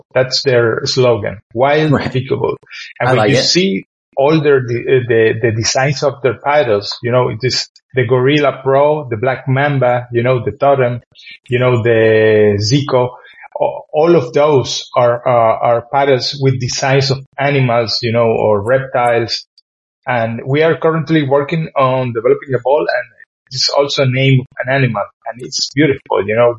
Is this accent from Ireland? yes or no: yes; Ireland; So when we came from Ireland to play in those places, we were smashed.